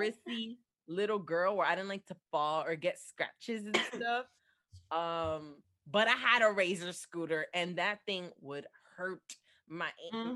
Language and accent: English; New Jersey, United States; now in Florida, United States; I'm from New Jersey